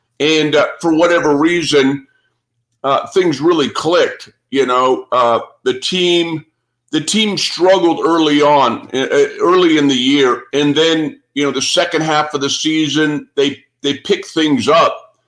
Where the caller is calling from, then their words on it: Arizona, United States; Yeah. I'm speaking from Arizona.